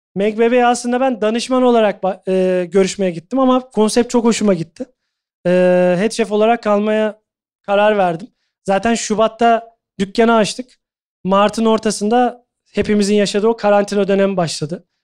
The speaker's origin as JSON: {"language": "Turkish", "country": "Turkey", "also_born_or_lived": "Doha, Qatar / London, United Kingdom", "moved": "as an adult", "said": "hepimiz Türküz, Türk mutfağını biliyoruz aşağı yukarı."}